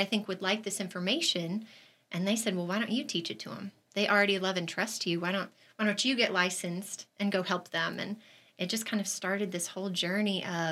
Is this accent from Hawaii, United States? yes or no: no; Arkansas, United States; moved away as an adult; also born or lived in Georgia; I grew up in Arkansas